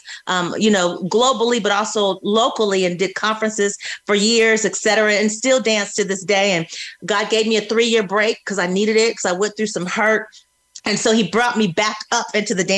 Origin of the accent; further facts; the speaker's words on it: California, United States; moved away as an adult; also born or lived in Georgia; I grew up in California, so I saw a lot, surrounded by a lot